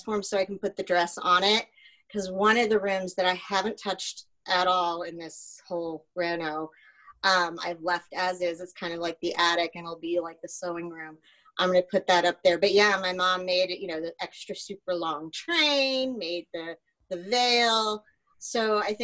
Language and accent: English; Kansas, United States; also born or lived in Connecticut; now in Alpharetta, United States; I grew up in Kansas. So the house that I grew up in most of my life was blown away in a tornado